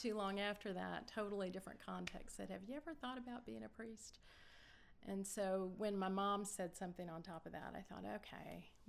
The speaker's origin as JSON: {"language": "English", "region": "Florida", "country": "United States", "tie": "born or raised there", "also_born_or_lived": "Cincinnati / Lexington / Kissimmee / Orlando", "lives_now": "Blairsville, United States", "said": "Gosh, we moved around growing up. Cincinnati, Lexington, Kissimmee, Florida, Orlando, Florida, mm-hmm. Gainesville, Florida. So mostly Florida."}